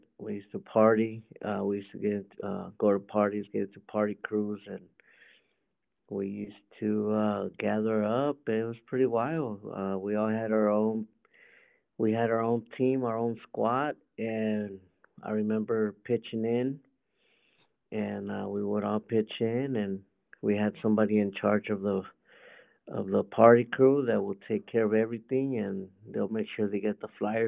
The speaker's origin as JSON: {"language": "English", "town": "Los Angeles", "region": "California", "country": "United States", "tie": "born or raised there", "also_born_or_lived": "Azusa, California", "moved": "as an adult", "lives_now": "Arizona, United States", "said": "I'm from California"}